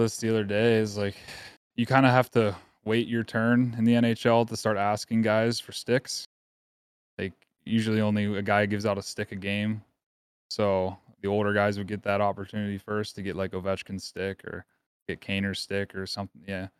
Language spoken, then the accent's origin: English; Pittsburgh, Pennsylvania, United States; Growing up in Pittsburgh.